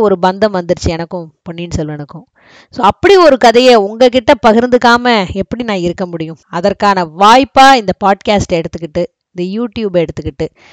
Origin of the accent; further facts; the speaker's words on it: Thanjavur, Tamil Nadu, India; அதே தஞ்சையில் தான் நானும் பிறந்தேன்